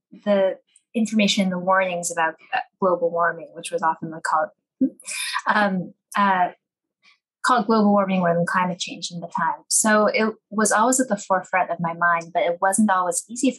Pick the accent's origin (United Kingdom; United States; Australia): United States; Colorado; the places that I loved and grew up in. I'm from Colorado